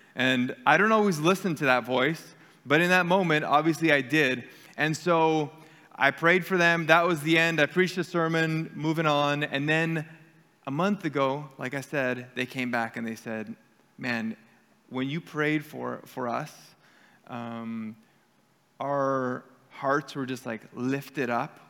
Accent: Canada; we're Canadian and we are um, Mennonite area here

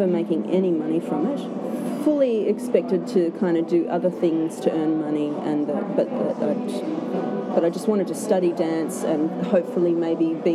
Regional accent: Canada; I grew up in Canada

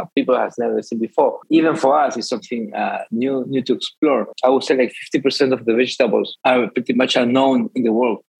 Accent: Peru; I'm from Peru. My cookbook is the Latin America cookbook, and I live in Lima, Peru

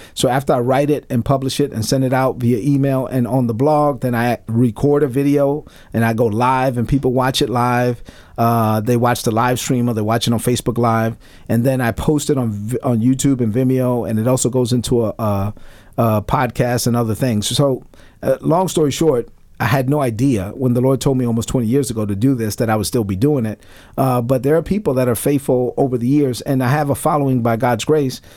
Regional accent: New York City, New York, United States; growing up in Brooklyn, my, my mother came to this country in 1970.

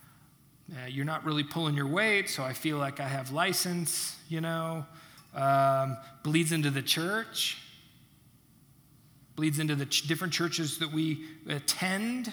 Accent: United States; I'm an American

